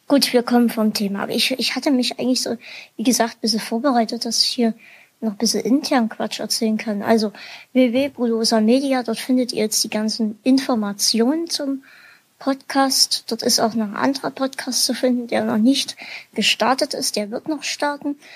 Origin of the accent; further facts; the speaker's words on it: Bavaria, Germany; born there; Ich komme gebürtig aus Bayern. Bringt mir das jetzt Pluspunkte?